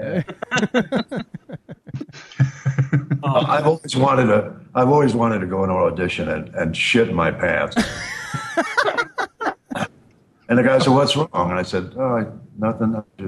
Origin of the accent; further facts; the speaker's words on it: New York, United States; moved away; I'm from New York